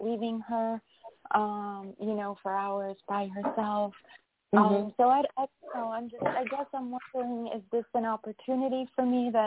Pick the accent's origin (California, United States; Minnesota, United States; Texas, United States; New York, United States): New York, United States; from New York